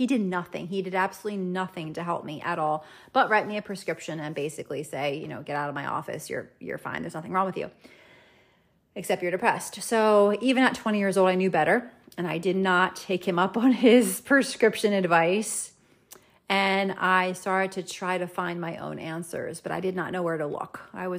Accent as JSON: {"language": "English", "region": "New Jersey", "country": "United States", "tie": "born or raised there", "said": "we PCS'd back to the United States and we went back to my home state of New Jersey."}